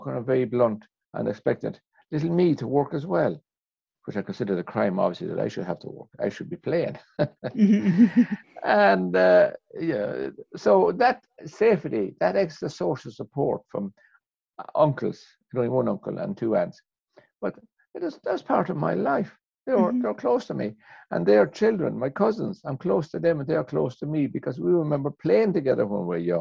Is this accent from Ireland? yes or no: yes; Ireland; despite being an Irishman